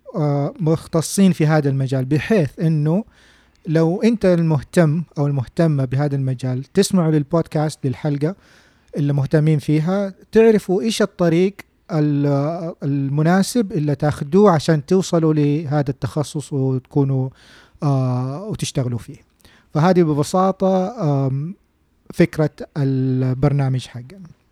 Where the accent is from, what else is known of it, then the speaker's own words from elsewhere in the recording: Saudi Arabia; عندنا في السعوديه